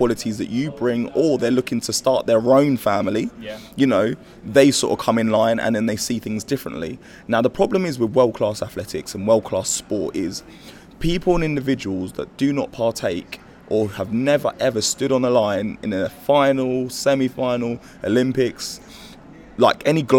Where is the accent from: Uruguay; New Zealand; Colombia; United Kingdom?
United Kingdom; we're British